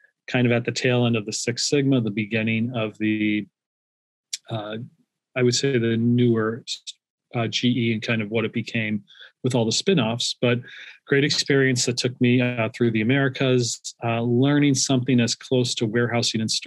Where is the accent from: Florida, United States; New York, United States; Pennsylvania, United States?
Pennsylvania, United States; Scranton; moved away as an adult; also born or lived in Philadelphia, Pennsylvania; now in Austin, United States; I grew up in Scranton, PA